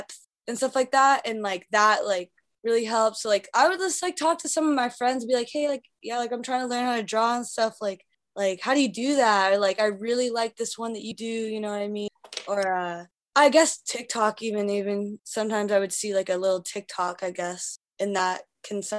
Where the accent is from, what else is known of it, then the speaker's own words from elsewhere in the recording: north of Seattle, Washington, United States; moved away as an adult; now in New York, United States; I'm from Seattle, actually. I grew up like 20 minutes north of Seattle